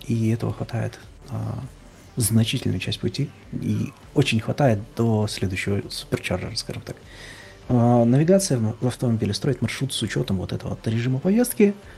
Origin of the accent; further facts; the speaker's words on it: Belarus; moved away; я из Беларуси